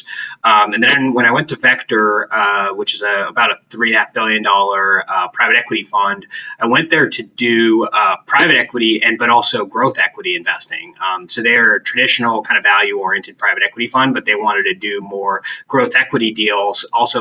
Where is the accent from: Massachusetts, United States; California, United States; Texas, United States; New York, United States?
California, United States; Santa Cruz; I grew up in Santa Cruz, which is about 70 miles south of San Francisco